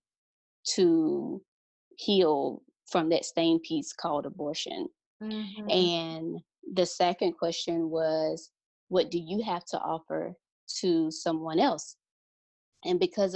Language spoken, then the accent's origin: English; Mississippi, United States; moved away; we're originally from Mississippi